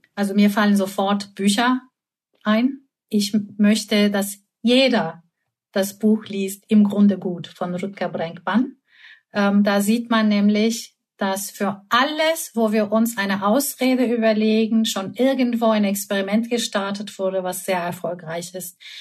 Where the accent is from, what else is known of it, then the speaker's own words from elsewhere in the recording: Istanbul, Turkey; moved away; Ich komme aus Istanbul